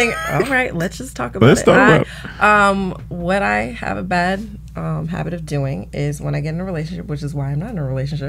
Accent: Philadelphia, Pennsylvania, United States; We're from Philadelphia.

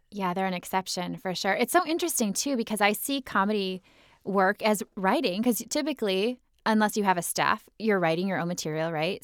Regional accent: Minnesota, United States; growing up in Minnesota

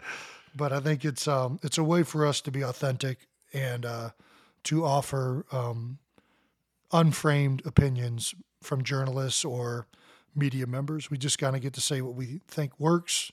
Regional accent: Cleveland Heights, Ohio, United States; moved away as an adult; We grew up in Cleveland Heights, Ohio

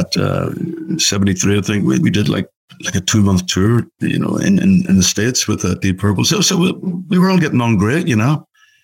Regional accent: Belfast, Northern Ireland, United Kingdom; Belfast, obviously my hometown.

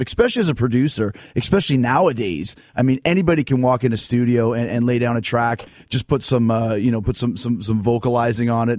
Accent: Winnipeg, Manitoba, Canada; I wasn't born in Winnipeg, but I grew up there, and I went to Westwood Collegiate

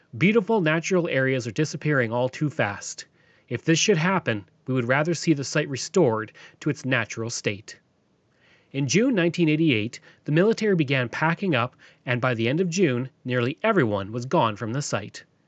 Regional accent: Stony Plain, Alberta, Canada; I come from Stony Plain

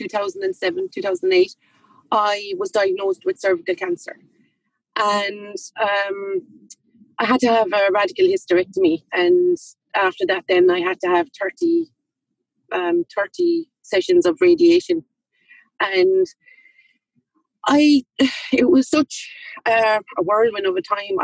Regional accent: Limerick, Munster, Ireland; I'm from Limerick City, but I live in County

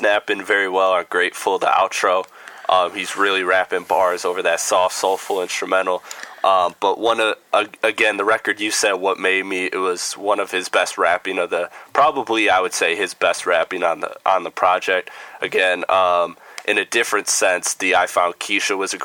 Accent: Midwest, United States; I'm from the Midwest

